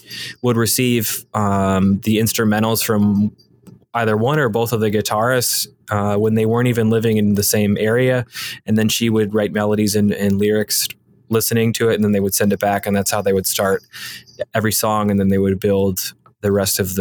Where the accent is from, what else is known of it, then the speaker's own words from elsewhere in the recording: Michigan, United States; moved away; also born or lived in Philadelphia; I'm from Michigan